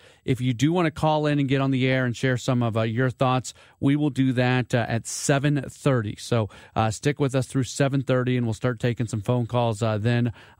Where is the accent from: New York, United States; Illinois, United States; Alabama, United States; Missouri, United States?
Missouri, United States; St. Louis; when I was growing up in St. Louis, I listened to a lot.